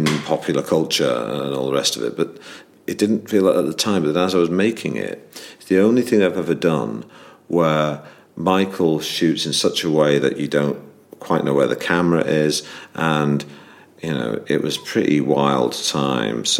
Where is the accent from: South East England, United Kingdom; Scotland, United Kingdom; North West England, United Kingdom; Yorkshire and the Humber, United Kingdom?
North West England, United Kingdom; Manchester; I grew up in Manchester